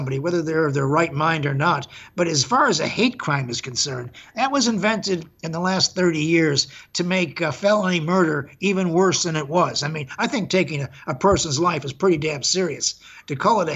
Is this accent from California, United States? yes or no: no; Chicago, Illinois, United States; I grew up in Chicago